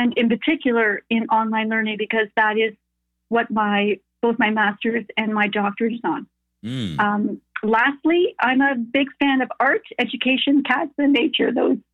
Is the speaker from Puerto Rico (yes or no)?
no; Canada; I'm Canadian, but my parents are German